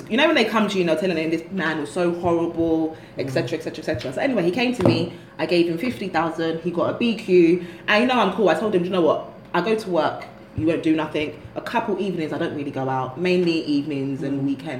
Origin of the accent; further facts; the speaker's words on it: London, United Kingdom; now in Lagos, Nigeria; not only am I from Peckham, I'm Jamaican